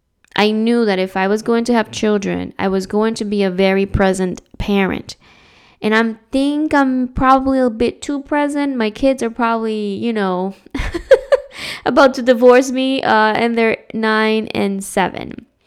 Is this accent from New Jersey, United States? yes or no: yes; New Jersey, United States; also born or lived in Dominican Republic; I was born in the Dominican Republic, was raised in New Jersey. What's up, Jersey? And then I moved out of Jersey and lived in another state.